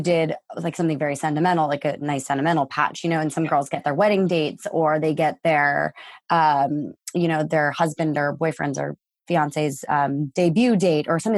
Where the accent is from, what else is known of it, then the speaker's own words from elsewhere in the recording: Connecticut, United States; I was born and raised in Connecticut.